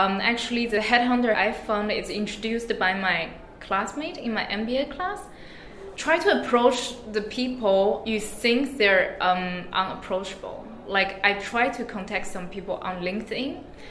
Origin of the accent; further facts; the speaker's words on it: China; moved away as an adult; now in Frankfurt, Germany; I'm from China and I'm studying in Frankfurt School.